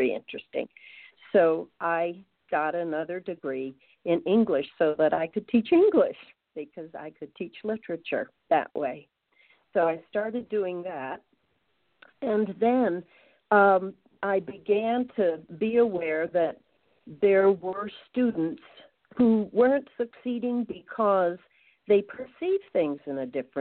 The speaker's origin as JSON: {"language": "English", "area": "Long Island", "region": "New York", "country": "United States", "tie": "born or raised there", "moved": "as an adult", "lives_now": "St. Louis, United States", "said": "I grew up on Long Island"}